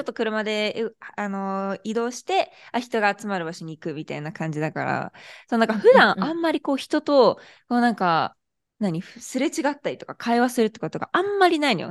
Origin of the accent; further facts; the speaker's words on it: Kanto, Japan; now in Arizona, United States; 関東人でさ